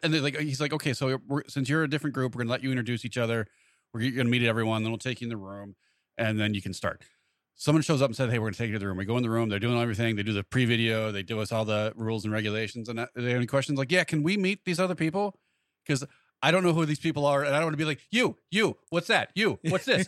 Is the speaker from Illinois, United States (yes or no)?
yes; Montgomery, Illinois, United States; actually from Montgomery.